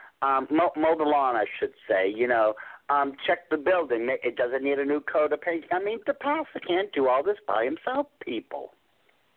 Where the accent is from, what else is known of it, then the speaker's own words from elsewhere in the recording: England, United Kingdom; I'm from Europe. You know, I'm from England.